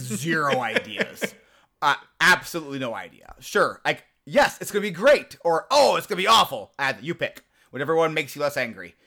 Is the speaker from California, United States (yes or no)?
no; Nebraska, United States; I grew up in Nebraska